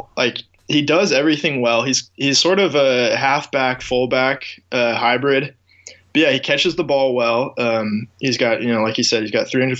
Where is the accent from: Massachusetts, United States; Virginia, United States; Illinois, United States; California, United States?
California, United States; Yeah, so I grew up in Northern California, and so every Sunday we got Raiders games and we got San Francisco 49ers games.